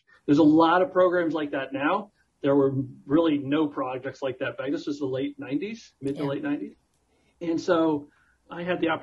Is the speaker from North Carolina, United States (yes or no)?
no; South Florida, United States; I grew up in South Florida